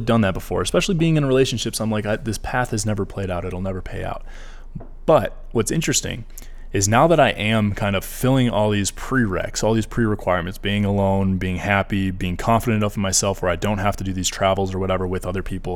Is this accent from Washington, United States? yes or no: no; Michigan, United States; moved away as an adult; I'm from Michigan